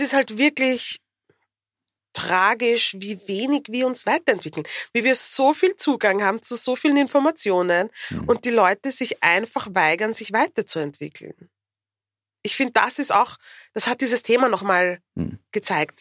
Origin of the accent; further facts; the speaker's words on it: Vienna, Austria; ich bin eine Wienerin